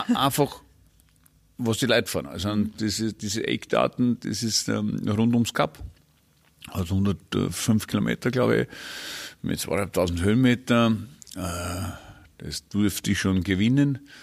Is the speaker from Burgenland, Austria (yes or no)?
yes; Burgenland, Austria; bei uns im Burgenland